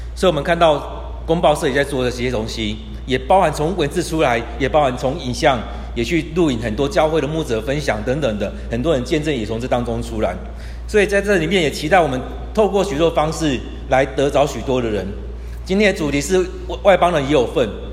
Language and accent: Chinese; Kaohsiung, Taiwan; also born or lived in Tainan; 我是高雄人， 我在台南念书